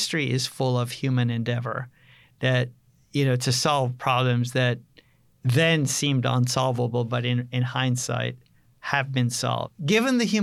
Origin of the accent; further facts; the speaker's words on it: Jamaica; also born or lived in Canada; now in United States; I grew up on a farm in Jamaica